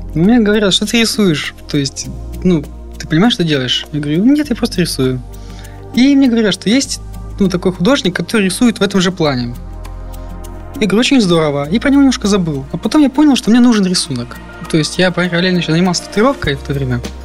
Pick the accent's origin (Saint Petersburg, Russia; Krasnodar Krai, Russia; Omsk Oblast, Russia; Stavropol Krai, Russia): Stavropol Krai, Russia; Yessentuki; moved away; Я родом из Ставропольского края, город Ессентуки